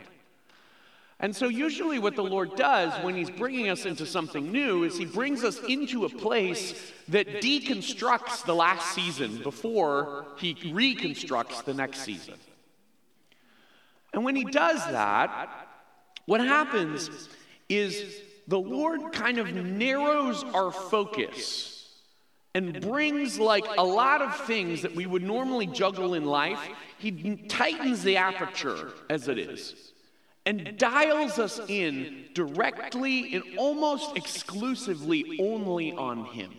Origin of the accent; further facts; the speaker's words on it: Chicago, Illinois, United States; moved away as an adult; now in Phoenix, United States; I grew up in the Chicago area